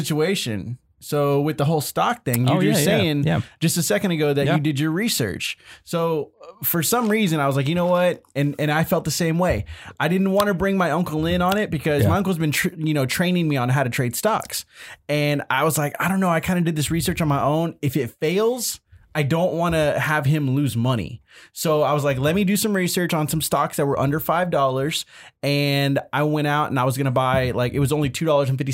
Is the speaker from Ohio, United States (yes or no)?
no; Irving, Texas, United States; Little town in Texas called Irving